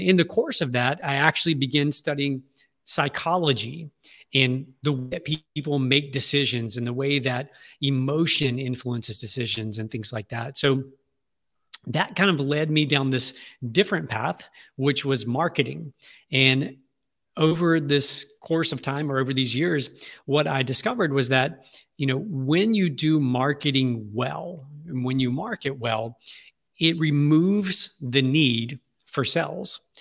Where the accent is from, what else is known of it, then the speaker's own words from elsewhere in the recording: Alexandria, Louisiana, United States; I was born and raised right here in Alexandria, Louisiana